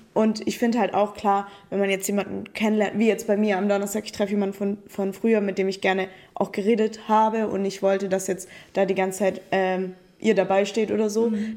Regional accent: Italy; now in Stuttgart, Germany; ich bin ja Italienerin

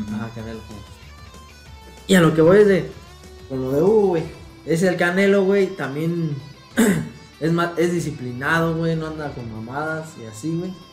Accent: Mexico; los mexicanos somos

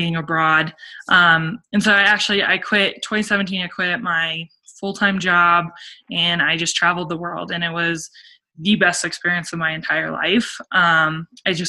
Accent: Summit County, Colorado, United States; also born or lived in Italy; I grew up in Summit, and I loved growing up in Summit County.

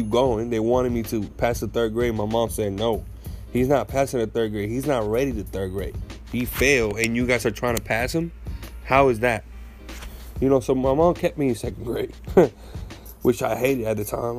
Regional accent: Puerto Rico; talking about growing up in Puerto Rico

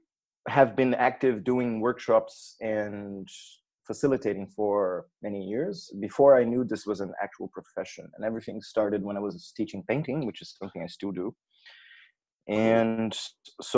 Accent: Brazil; now in Berlin, Germany; I'm Brazilian as well

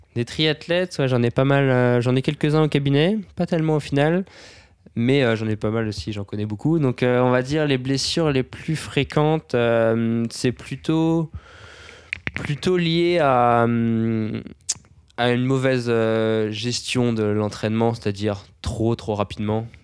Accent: Brittany, France; je viens de Bretagne

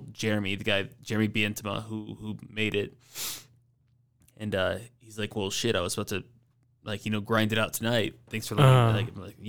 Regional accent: Atlanta, Georgia, United States; But I got into it when I was living in Atlanta, growing up in Atlanta.

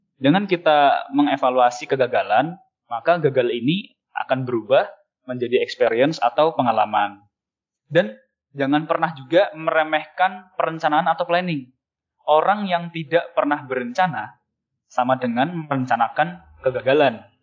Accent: Cilacap, Central Java, Indonesia; moved away as an adult; now in Semarang, Indonesia; Aku sendiri besar di Cilacap, sebuah kota industri dengan tiga cerobong PLTU-nya dan flare Pertamina.

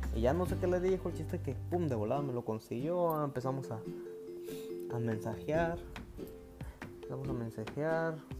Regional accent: Oaxaca, Mexico; moved away as an adult; also born or lived in Mexico City; Yo, soy del estado de Oaxaca

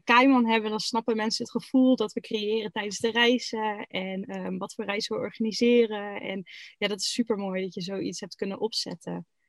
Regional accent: Groningen, Netherlands; moved away as an adult; now in Eijhorst, Netherlands; ik kom uit Groningen, officieel.

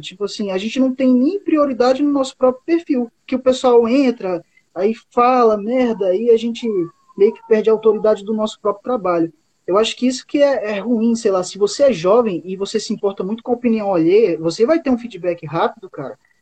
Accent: Boca do Acre, Amazonas, Brazil; now in Acre, Brazil; eu moro no Acre, só que eu não sou acriano, eu sou amazonense. Eu nasci no município do Amazonas que curiosamente se chama Boca do Acre

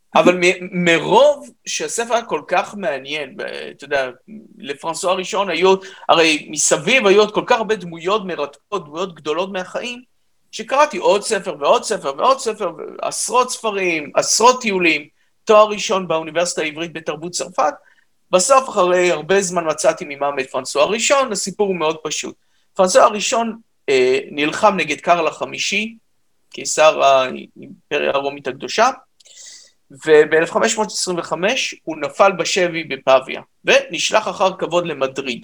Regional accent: Israel; אני ישראלי דרך אגב לגמרי, אז אני לא, לא עליתי מצרפת

